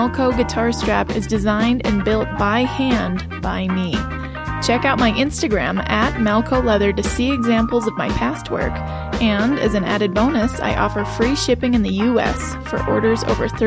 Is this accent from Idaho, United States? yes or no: yes; Idaho, United States; I am a hick from Idaho